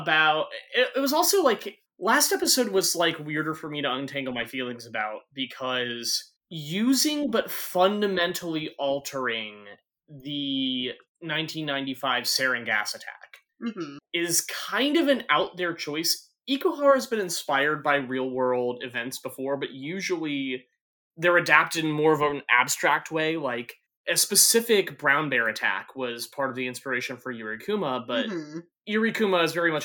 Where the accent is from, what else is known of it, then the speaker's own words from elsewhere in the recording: United States; as an American